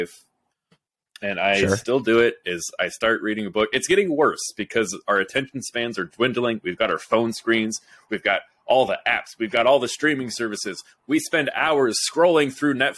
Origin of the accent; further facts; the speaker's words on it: Roseville, Illinois, United States; my hometown